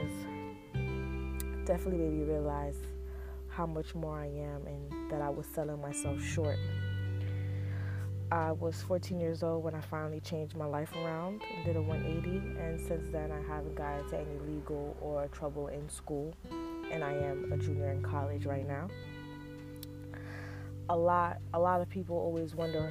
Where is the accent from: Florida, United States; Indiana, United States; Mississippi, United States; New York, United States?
New York, United States; New York City; I was born in Brooklyn, New York, which has definitely had a huge influence on my life and how I carry myself today. I grew up in an apartment with my family in Flatbush, Brooklyn